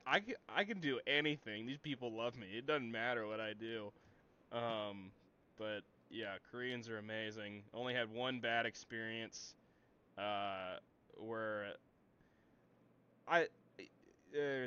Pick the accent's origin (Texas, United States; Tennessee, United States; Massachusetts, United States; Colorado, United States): Tennessee, United States; Tennessee, United States